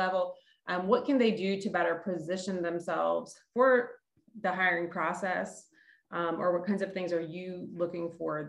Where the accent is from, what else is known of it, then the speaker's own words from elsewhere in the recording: Florida, United States; I'm coming from Florida myself